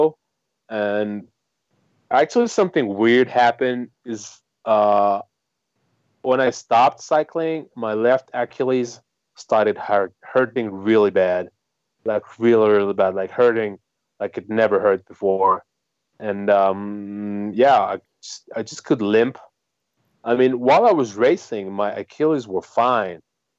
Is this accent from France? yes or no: yes; France; I'm from France